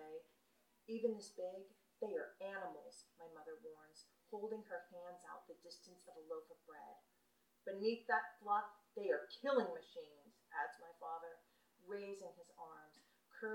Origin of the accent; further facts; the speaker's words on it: United States; also born or lived in Michigan; now in San Francisco, United States; I grew up outside of Yellowstone Park